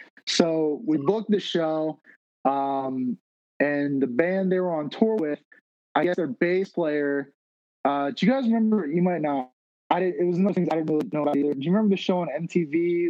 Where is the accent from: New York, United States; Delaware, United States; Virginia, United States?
Virginia, United States; Richmond; So I am from Richmond, and I love Richmond. I live and die by this city.